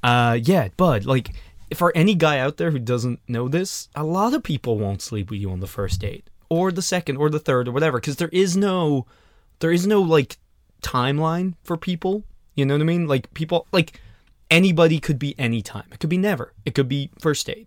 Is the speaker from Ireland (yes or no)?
yes; Ireland; I'm from Ireland